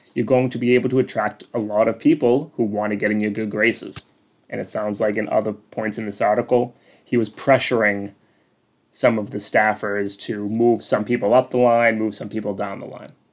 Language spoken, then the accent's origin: English; North Shore, Massachusetts, United States; I'm from the North Shore